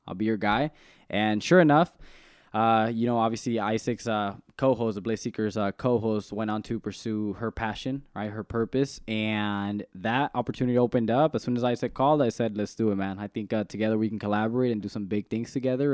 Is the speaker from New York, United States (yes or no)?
no; Salinas, California, United States; I'm from the east side of Salinas